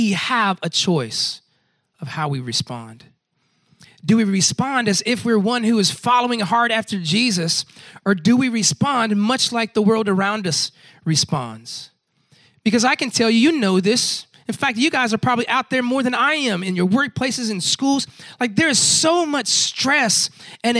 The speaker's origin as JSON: {"language": "English", "town": "Tampa", "region": "Florida", "country": "United States", "tie": "born or raised there", "said": "I grew up in Tampa, Florida, Central Florida"}